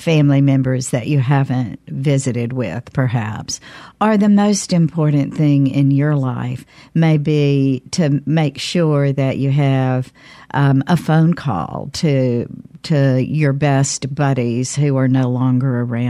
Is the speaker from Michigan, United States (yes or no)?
no; Canton, Mississippi, United States; My hometown, Canton.